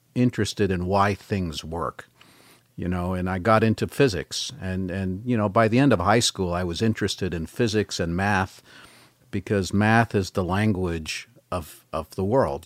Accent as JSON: {"language": "English", "area": "Bay Area", "region": "California", "country": "United States", "tie": "born or raised there", "first_language": "French", "second_language": "English", "said": "I was born there. Uh, grew up in the Bay Area"}